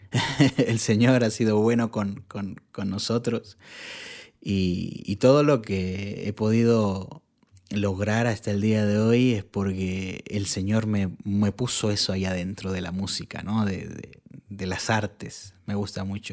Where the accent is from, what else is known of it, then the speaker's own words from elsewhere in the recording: Santiago, Santiago Metropolitan Region, Chile; soy chileno. Eh, nací en Santiago de Chile y bueno, desde desde que, yo tengo uso de razón, mi mamá iba a la iglesia. Y entonces siempre mi, niñez es recordar la iglesia.